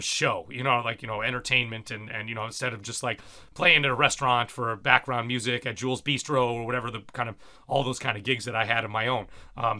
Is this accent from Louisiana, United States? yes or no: no; Cincinnati, Ohio, United States; now in New York, United States; I came from Cincinnati where, you know, there was a vibrant scene of great musicians as well